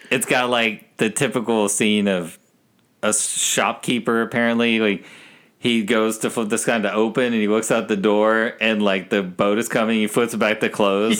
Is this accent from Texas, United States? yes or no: yes; Texas, United States; growing up in Texas with all my family being in New Jersey